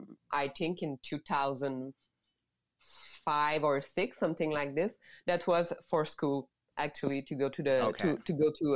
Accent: Mont-Laurier, Quebec, Canada; English is a second language; now in Montreal, Canada; I grew up in Mont-Laurier in maybe 2 hours 30 north of Montreal.

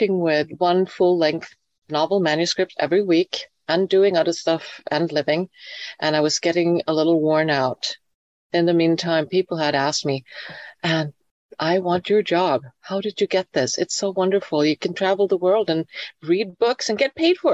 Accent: Sweden; moved away as an adult; my home country of Sweden

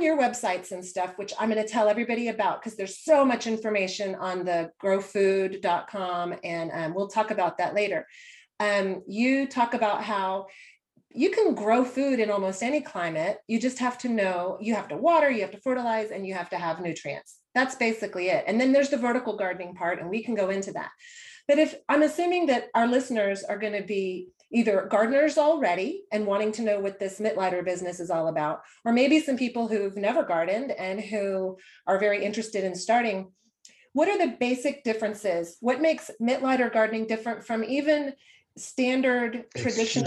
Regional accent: Houston, Texas, United States; moved away; also born or lived in North Carolina; it was Houston, where it rains a lot

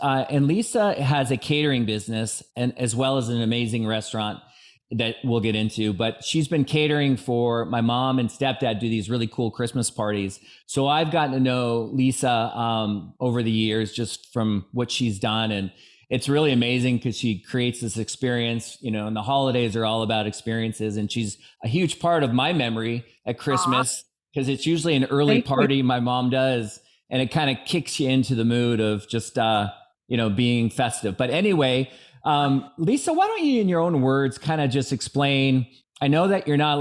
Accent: Redmond, Washington, United States; Redmond, I grew up there. I mean, I grew up in Bridal Trails

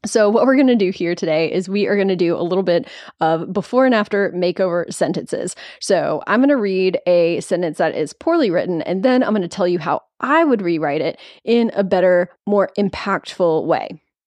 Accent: Nashville, Tennessee, United States; I live in Nashville. It's my hometown

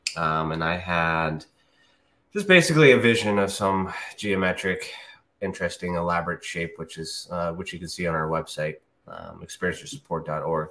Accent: Canada; I'm Canadian

